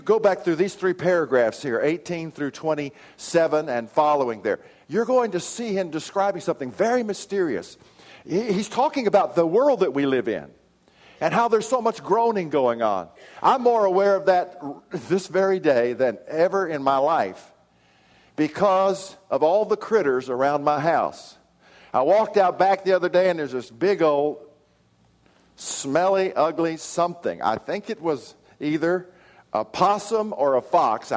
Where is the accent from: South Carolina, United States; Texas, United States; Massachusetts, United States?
Texas, United States; Odessa; now in Oklahoma, United States; my hometown of Odessa